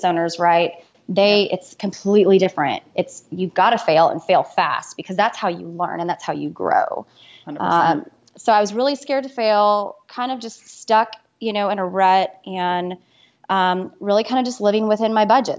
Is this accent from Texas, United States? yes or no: yes; Dallas, Texas, United States; also born or lived in Austin, Texas; I'm Texas born and Texas bred. I grew up in Austin and then moved to Dallas with my family when I was 9. So I kind of consider Dallas home